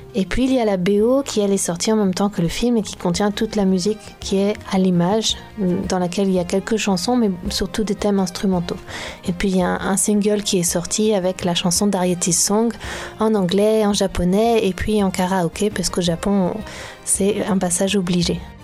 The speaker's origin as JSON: {"language": "French", "region": "Brittany", "country": "France", "tie": "born or raised there", "said": "je suis née, j'ai grandi en Bretagne."}